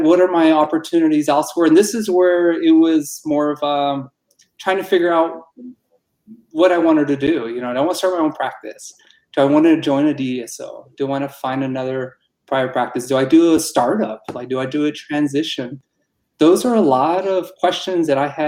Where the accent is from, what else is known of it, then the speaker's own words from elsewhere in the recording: Tucson, Arizona, United States; also born or lived in Pittsburgh; I'm from Arizona, born and raised in Tucson.